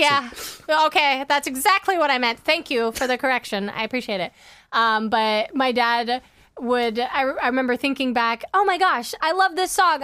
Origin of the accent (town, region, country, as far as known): Kansas, United States; born or raised there; moved away; also born or lived in Los Angeles, California